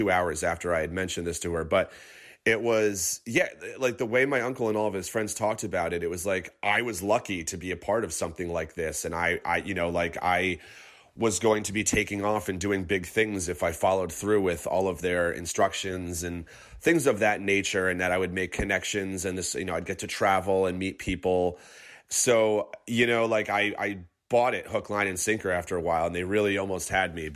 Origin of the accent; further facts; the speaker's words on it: Catskill Mountains, upstate New York, United States; also born or lived in Clifton, New Jersey; I'm actually originally from the Catskill Mountains in upstate New York